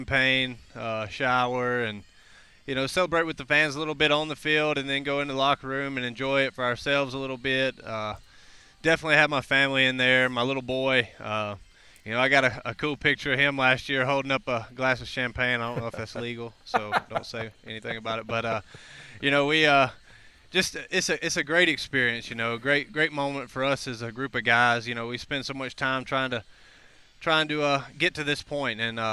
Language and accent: English; Mississippi, United States; I grew up in Mississippi, so small town.